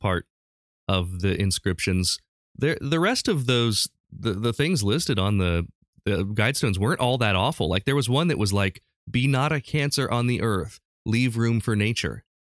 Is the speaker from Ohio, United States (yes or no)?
yes; Urbana, Ohio, United States; my hometown of Urbana, Ohio.